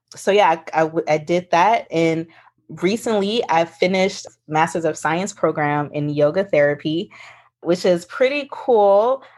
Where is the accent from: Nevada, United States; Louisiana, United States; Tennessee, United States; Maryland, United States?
Louisiana, United States; New Orleans; also born or lived in Houston, Texas; now in Southern California, United States; I was born and raised in New Orleans, Louisiana, but I was raised a little bit with my grandmother who lived in Houston.